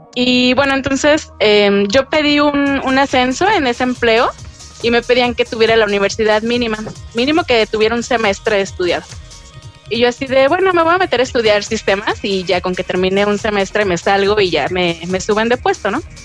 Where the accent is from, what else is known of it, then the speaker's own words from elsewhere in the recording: León, Guanajuato, Mexico; soy de León, Guanajuato, México